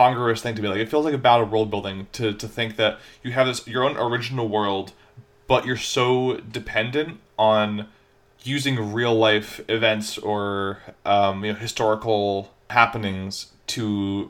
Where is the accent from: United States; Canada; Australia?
Canada; I am Canadian